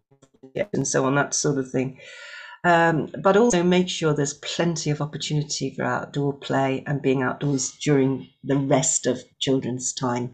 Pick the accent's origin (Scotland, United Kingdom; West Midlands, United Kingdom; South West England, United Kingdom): Scotland, United Kingdom; my home country of Scotland